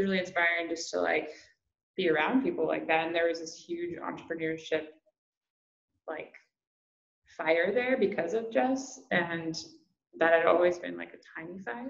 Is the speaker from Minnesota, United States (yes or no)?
no; Ohio, United States; also born or lived in Kentucky / California; now in North Carolina, United States; I'm from Ohio, Midwest, but my dad was military, so I kind of grew up all over, and my family loves to travel. Ended up in college in Kentucky, and then I moved to California for a few years